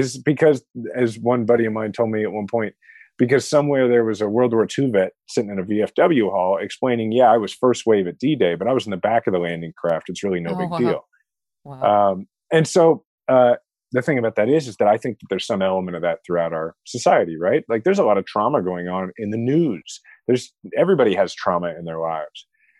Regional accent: Kansas City, Missouri, United States; had decided not to run for president and was running for mayor of my hometown, Kansas City.

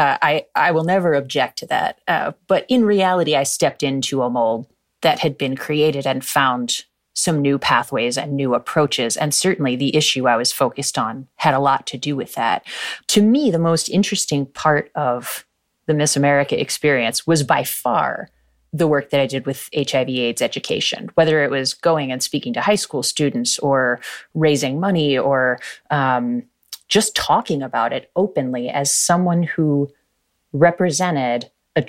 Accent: New Jersey, United States; I grew up middle class in South Jersey

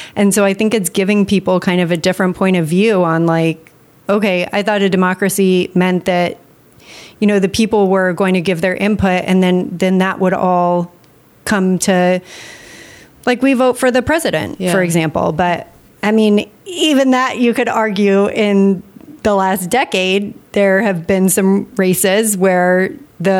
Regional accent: United States; being an American citizen

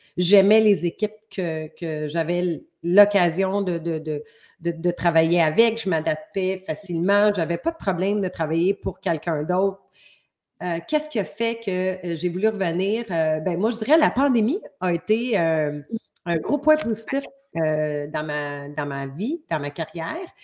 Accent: Montreal, Quebec, Canada; moved away as an adult; now in Ontario, Canada; je viens de la région Montréal parce que maintenant j'habite en Ontario

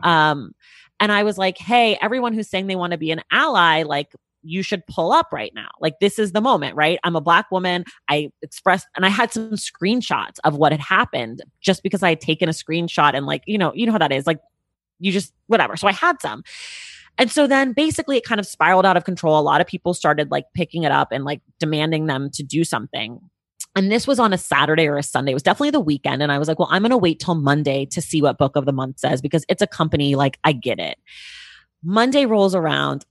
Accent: Oakland, California, United States; also born or lived in New York; now in Los Angeles, United States; my hometown of Oakland

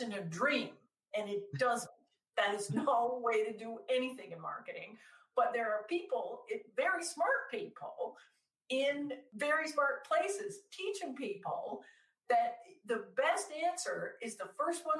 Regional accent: Canada; I'm Canadian. So I kept taking classes at like University of Toronto

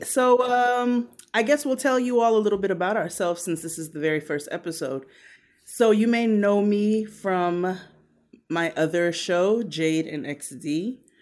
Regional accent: Brooklyn, New York, United States; I'm from Brooklyn

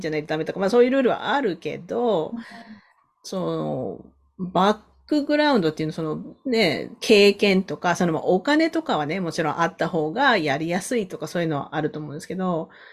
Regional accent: Sasebo, Nagasaki, Japan; now in Canada; 私長崎県の佐世保出身なんですけど

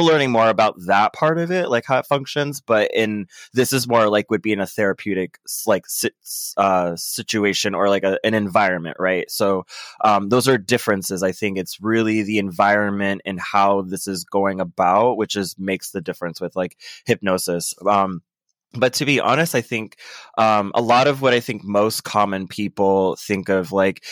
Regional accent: Orlando, Florida, United States; I'm from Orlando, Florida.

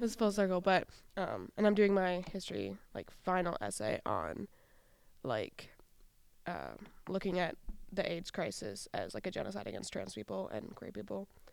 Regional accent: Wisconsin, United States; now in Saint Paul, United States; I grew up in Wisconsin

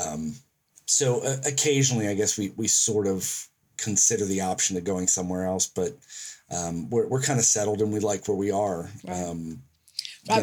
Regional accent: United States; now in Auckland, New Zealand; as an American

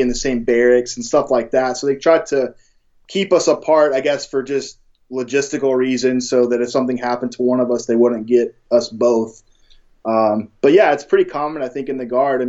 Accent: North Carolina, United States; I'm from North Carolina

